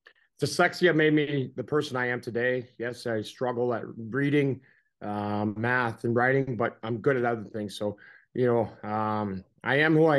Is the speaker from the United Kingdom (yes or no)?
no; Canada; I grew up in Canada.